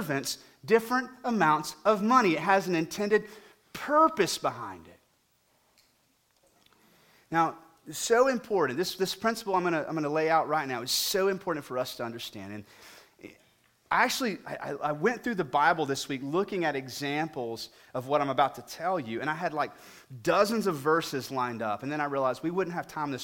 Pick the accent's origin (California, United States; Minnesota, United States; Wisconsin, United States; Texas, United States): Texas, United States; Weatherford; I grew up in Weatherford, W Town, out here to the west